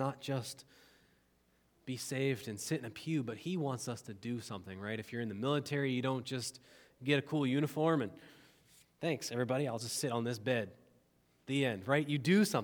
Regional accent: United States; I love being an American citizen

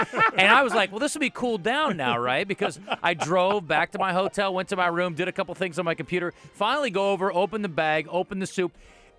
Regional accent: Midwest, United States; because we're from the Midwest

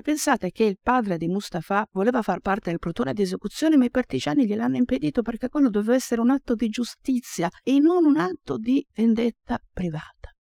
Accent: Casteggio, Lombardy, Italy; io vengo dall'Oltrapò Pavese

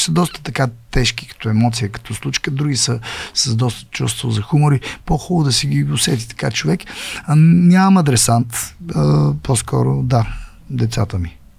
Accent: Bulgaria; аз съм българин, аз съм българин

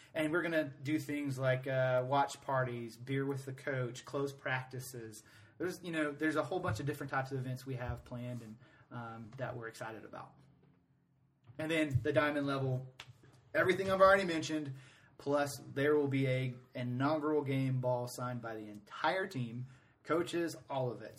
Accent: Atlanta, Georgia, United States; now in Greenville, United States; I'm from Atlanta originally.

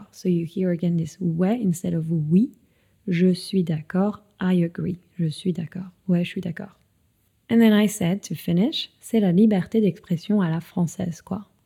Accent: France; c'est un peu le truc dont on est fier en tant que Français

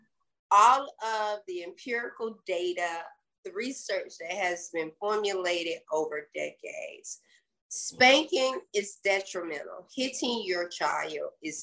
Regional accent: the South, United States; accent: Southern; I was born in the South, so of course, if you can't tell that by my accent

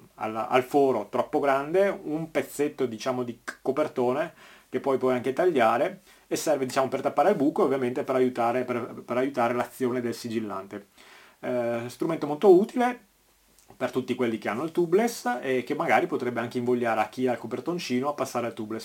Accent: Veneto, Italy; conterraneo qua a Veneto

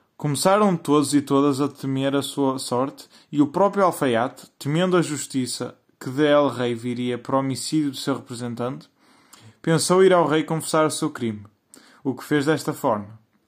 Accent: Portugal; sou português e estou na Escola Secundária de Vila Verde no décimo ano

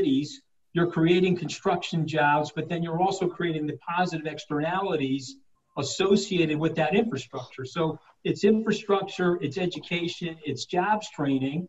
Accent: Long Island, New York, United States; I'm an Italian-American from Long Island

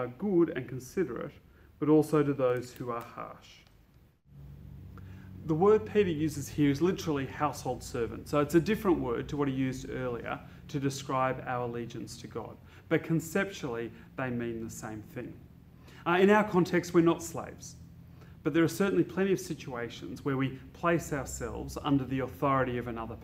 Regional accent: Australia; as a Christian and as an Australian, I'm a Christian first and an Australian second

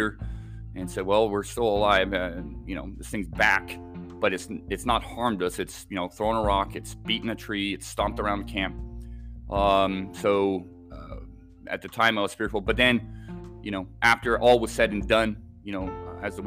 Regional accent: Islay, Scotland, United Kingdom; also born or lived in Southern California / Oregon; now in Washington State, United States; I was born in Scotland, actually. I lived on an island off the west coast of Scotland

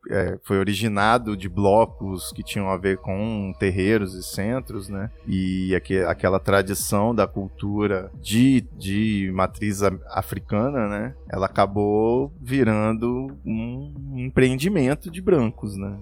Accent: Rio de Janeiro, Brazil; now in São Paulo, Brazil; Do Rio de Janeiro

